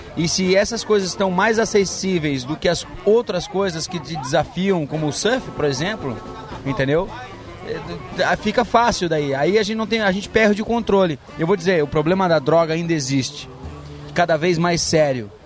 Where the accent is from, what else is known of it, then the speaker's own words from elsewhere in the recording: Balneário Camboriú, Santa Catarina, Brazil; em Balneário Camboriú, onde eu cresci